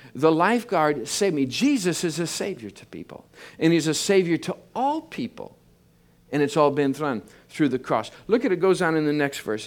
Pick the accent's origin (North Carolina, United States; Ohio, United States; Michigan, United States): Michigan, United States; I grew up in Michigan. I'm a, I'm a farm boy.